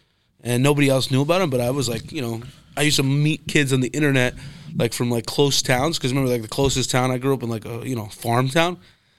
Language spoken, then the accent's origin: English; Pennsylvania, United States; now in Boston, United States; I lived in like Middle Woods, Pennsylvania.